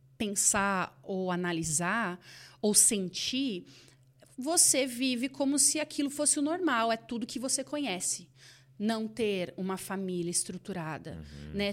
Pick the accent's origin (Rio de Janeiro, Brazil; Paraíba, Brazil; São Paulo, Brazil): São Paulo, Brazil; Campinas; nós estávamos ali em Campinas, onde é, da onde eu sou